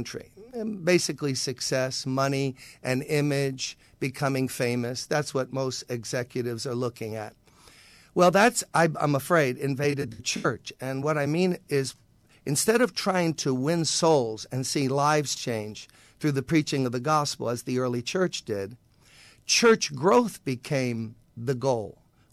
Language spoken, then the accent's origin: English; New York City, New York, United States; I grew up in Brooklyn, played at Erasmus Hall High School, was an all-city basketball player